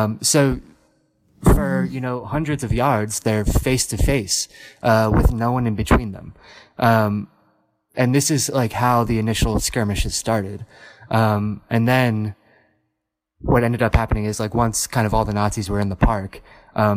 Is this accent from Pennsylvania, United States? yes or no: yes; Gettysburg, Pennsylvania, United States; I was in Gettysburg, which is actually my hometown